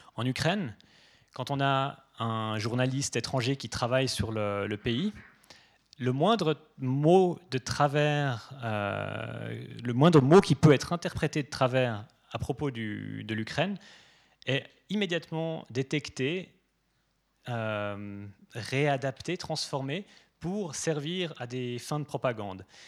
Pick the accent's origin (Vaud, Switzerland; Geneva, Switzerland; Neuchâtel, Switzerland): Geneva, Switzerland; moi je suis suisse